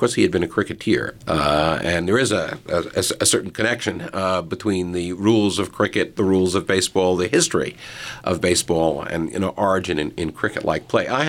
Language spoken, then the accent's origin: English; New York City, New York, United States; first language English; I grew up in Brooklyn in the 1950s, and I was a passionate Dodger fan.